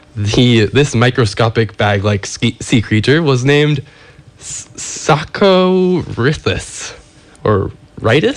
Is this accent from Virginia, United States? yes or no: yes; Northern Virginia, United States; moved away; my annual sojourn back to where I grew up in Northern Virginia near Washington, D.C.